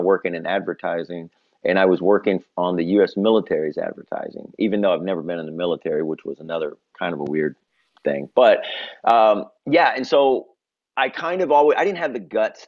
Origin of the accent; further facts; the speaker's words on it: Memphis, Tennessee, United States; moved away as an adult; now in New York, United States; I'm originally from Memphis, Tennessee. I've lived in New York now, though, for 20 years